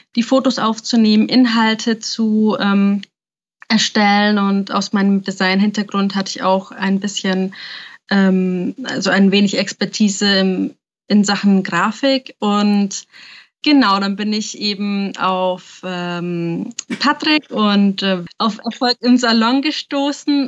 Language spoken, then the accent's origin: German; Nuremberg, Bavaria, Germany; ich bin 27 Jahre alt und bin eigentlich aus Nürnberg.